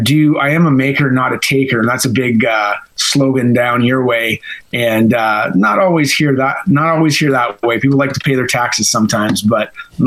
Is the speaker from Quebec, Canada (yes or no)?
no; near Windsor, Ontario, Canada; now in Ottawa, Canada; I'm actually a border town boy, so I grew up near Windsor, Ontario, so that borders Detroit. Across the lake from me, though, was Ohio.